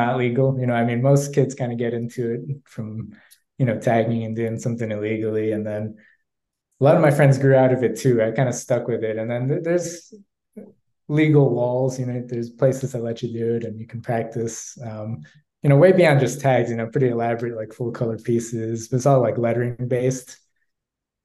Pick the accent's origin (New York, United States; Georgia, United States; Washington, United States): New York, United States; New York City; I grew up in New York. It's a neighborhood called Bayside in Queens.